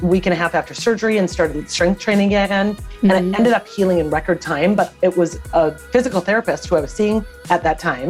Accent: Minnesota, United States; also born or lived in Boston; I was born and raised in Minnesota

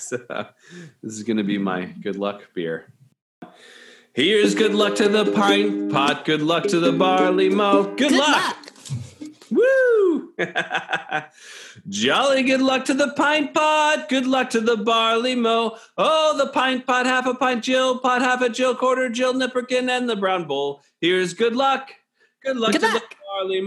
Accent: Florida, United States; I'm Nordic and I grew up in Florida

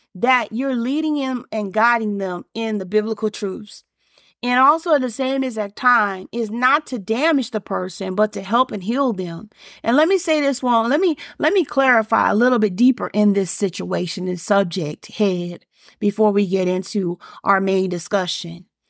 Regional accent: Alabama, United States; me growing up in Alabama and Bama, as we saw, we say it

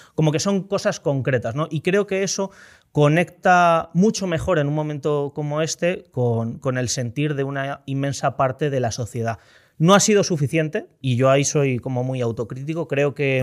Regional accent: Pozuelo de Alarcón, Community of Madrid, Spain; Yo, yo soy mucho más de Pozuelo que Rejón

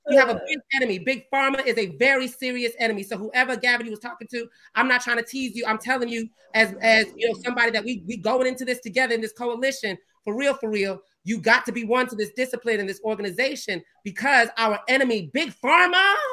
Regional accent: the South, United States; I'm from the South, and I've had white, you know, conservative friends

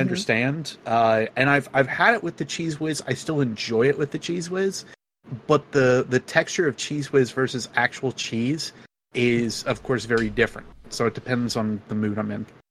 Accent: Northeast, United States; I'm from the Northeast

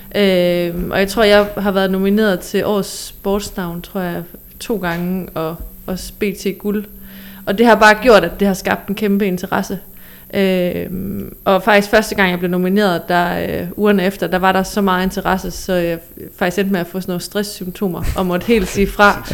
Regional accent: Southern Jutland, Southern Denmark, Denmark; nede fra Sønderjylland, hvor jeg er fra

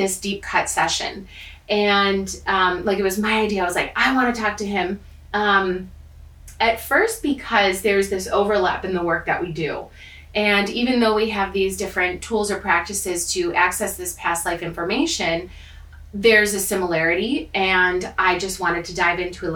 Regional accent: Chicago, Illinois, United States; accent: American / Chicagoan; I say it very American / Chicagoan.

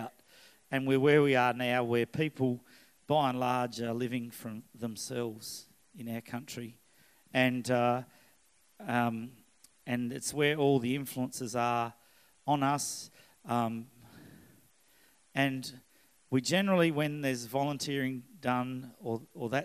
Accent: Scotland, United Kingdom; now in Australia; I am Scottish

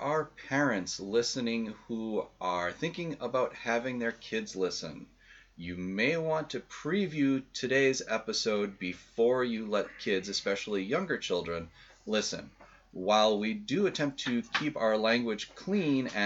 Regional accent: New England, United States; now in Wisconsin, United States; when I was growing up in New England

